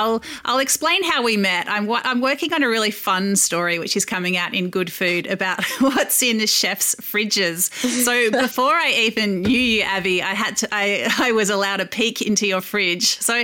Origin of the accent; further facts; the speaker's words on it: Melbourne, Victoria, Australia; now in Sydney, Australia; which has also recently opened in my hometown of Melbourne, which is good for me.